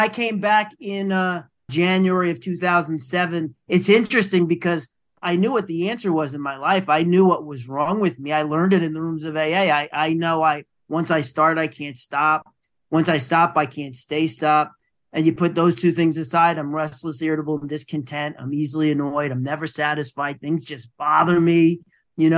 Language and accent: English; New York City, New York, United States; I am from the Bronx, New York